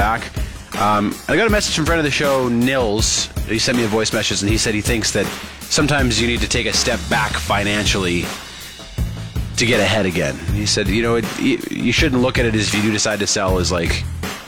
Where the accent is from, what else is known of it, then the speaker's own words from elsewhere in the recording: Saskatoon, Saskatchewan, Canada; moved away; in Saskatoon, in my hometown